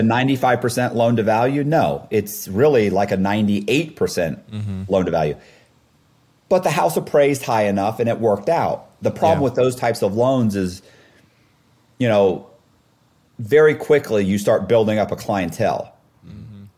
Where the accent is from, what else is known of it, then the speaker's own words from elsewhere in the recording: Temple Terrace, Florida, United States; I grew up in Temple Terrace, it's kind of like a suburb of Tampa.